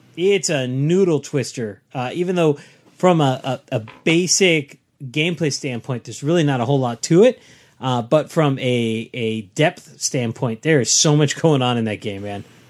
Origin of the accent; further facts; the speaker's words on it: Southern California, United States; growing up in Southern California